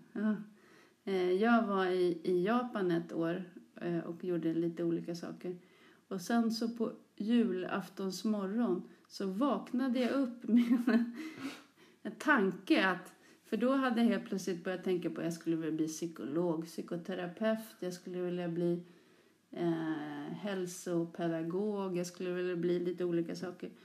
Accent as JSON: {"language": "Swedish", "town": "Sollentuna", "region": "Stockholm County", "country": "Sweden", "tie": "born or raised there", "said": "Jag är uppväxt i Sollentuna, precis som du, men längre norrut. Något som heter Törnskogen"}